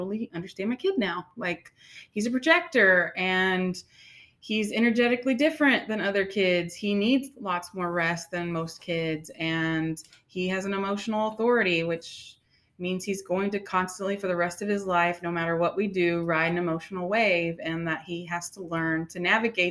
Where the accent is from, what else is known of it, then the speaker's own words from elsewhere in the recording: Houston, Texas, United States; moved away as an adult; I was born and raised in Houston